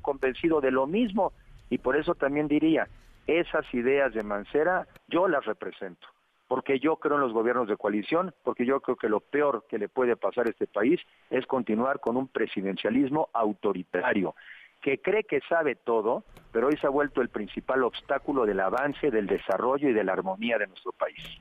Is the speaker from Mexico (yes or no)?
yes; Mexico; soy mexicano